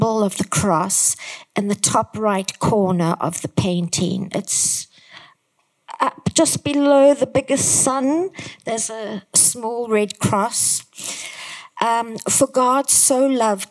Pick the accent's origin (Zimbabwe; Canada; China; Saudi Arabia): Zimbabwe; I come from Zimbabwe